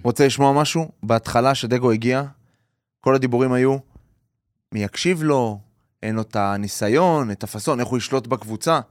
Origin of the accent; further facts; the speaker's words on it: Haifa, Haifa District, Israel; בתור חיפאי